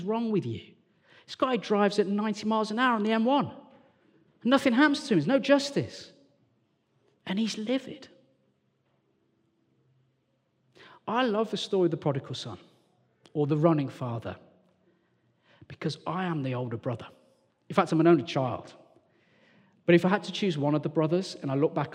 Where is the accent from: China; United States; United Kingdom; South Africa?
United Kingdom; Walsall, West Midlands; also born or lived in London; now in Sheffield, United Kingdom; I'm from Warsaw in the West Midlands.